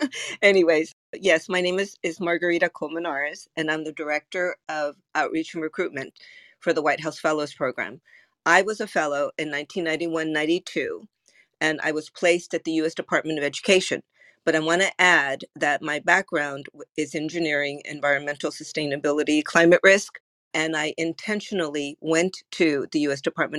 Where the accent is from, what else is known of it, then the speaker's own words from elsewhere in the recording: Sacramento, California, United States; I am based in Sacramento, California, which is my hometown. But in between, I've lived in almost nearly 10 other places.